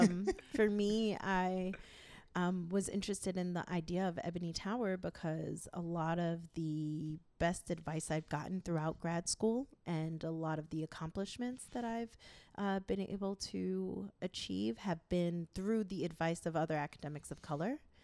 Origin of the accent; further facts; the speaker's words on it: New York, United States; I am from New York, of Haitian descent